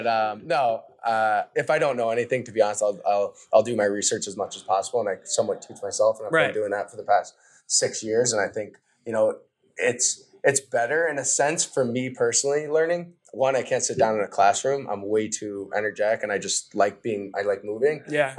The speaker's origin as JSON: {"language": "English", "region": "New England", "country": "United States", "tie": "born or raised there", "said": "I support the Patriots, I support the Red Sox, Bruins. I grew up in New England."}